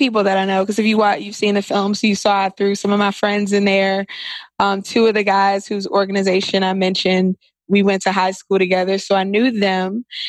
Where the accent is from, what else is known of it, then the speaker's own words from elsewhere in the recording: Washington, District of Columbia, United States; Washington, D.C.